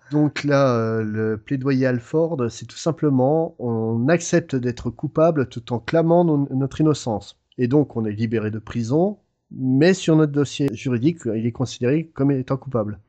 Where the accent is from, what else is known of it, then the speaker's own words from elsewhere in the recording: France; nous en France